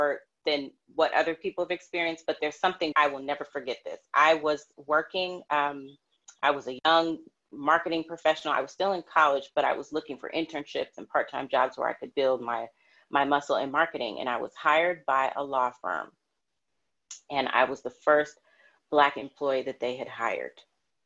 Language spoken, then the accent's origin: English; Los Angeles, California, United States; I'm from LA, I was also raised during the LA riots. And I was 10 or 11 years old